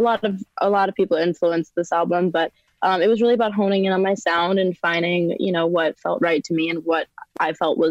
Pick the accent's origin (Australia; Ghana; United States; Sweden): United States; Long Island, New York; New York.